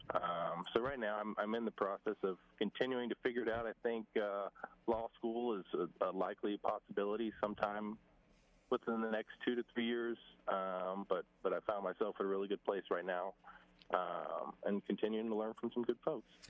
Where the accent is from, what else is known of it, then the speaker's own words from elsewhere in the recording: Saraland, Alabama, United States; moved away as an adult; also born or lived in Stanford, California; to represent Saraland in my hometown